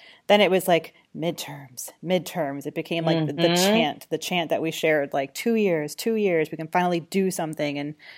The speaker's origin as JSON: {"language": "English", "region": "Georgia", "country": "United States", "lives_now": "New York, United States", "said": "Listen, I cast my vote in New York, but I'm watching my home state. I still consider Georgia"}